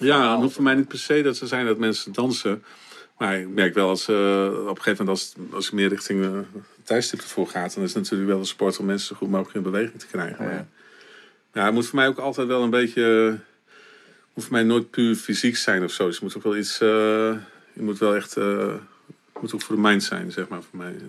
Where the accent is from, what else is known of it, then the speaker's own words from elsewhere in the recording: Winschoten, Groningen, Netherlands; ik ben geboren in Winschoten